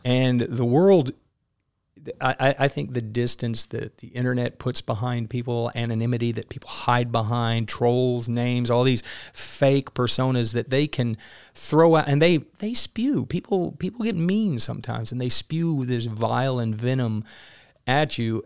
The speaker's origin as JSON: {"language": "English", "town": "Maynard", "region": "Arkansas", "country": "United States", "tie": "born or raised there", "said": "I grew up in a, in a little bitty town, Maynard, Arkansas"}